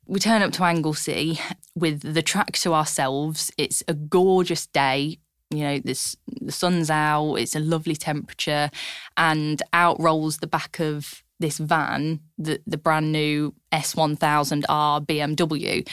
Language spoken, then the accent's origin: English; Lincolnshire, East Midlands, United Kingdom; growing up in Lincolnshire